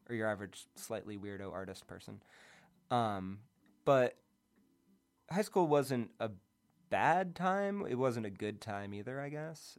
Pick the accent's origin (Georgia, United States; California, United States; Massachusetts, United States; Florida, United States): Massachusetts, United States; outside of Boston; moved away; also born or lived in Cape Cod / New York; I grew up outside of Boston